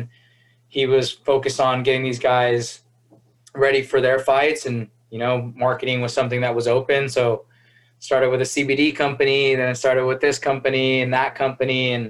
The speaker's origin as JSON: {"language": "English", "town": "Chino", "region": "California", "country": "United States", "said": "I'm from Chino"}